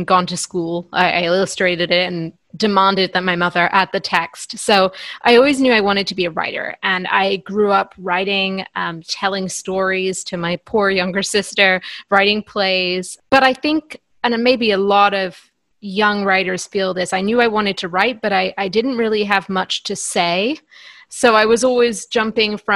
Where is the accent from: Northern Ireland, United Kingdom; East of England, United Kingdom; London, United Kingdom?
Northern Ireland, United Kingdom; County Antrim; moved away as an adult; also born or lived in England / Oxford, England; I was born in England, and we moved to Northern Ireland when I was 5. So I'm from everywhere in the UK apart from Scotland, essentially. But I did spend most of my childhood in County Antrim in Northern Ireland.